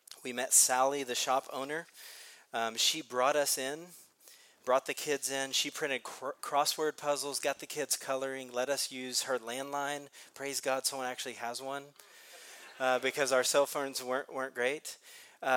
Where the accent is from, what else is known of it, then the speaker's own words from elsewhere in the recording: Texas, United States; we're from Texas